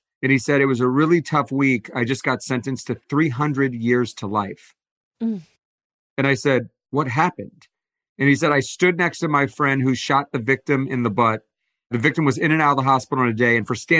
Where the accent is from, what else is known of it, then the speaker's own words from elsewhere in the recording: Atlanta, Georgia, United States; now in Los Angeles, United States; Yeah, I came out from Atlanta right after college